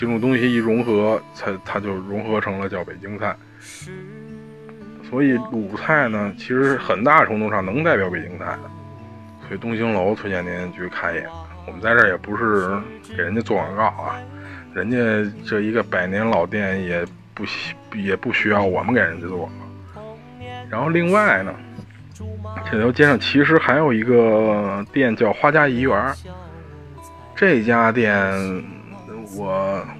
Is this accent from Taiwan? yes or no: no; Beijing, China; 这个我虽然作为一个北京人